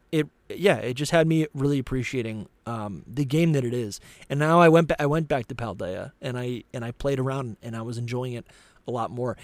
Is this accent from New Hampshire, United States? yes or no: yes; New Hampshire, United States; I grew up in New Hampshire